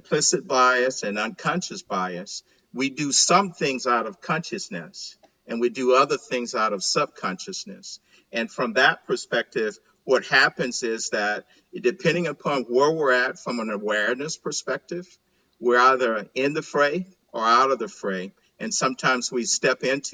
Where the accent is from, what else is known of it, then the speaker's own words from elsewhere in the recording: Montgomery, Alabama, United States; moved away as an adult; also born or lived in Chicago, Illinois; now in Texas, United States; I'm born and raised in Montgomery, Alabama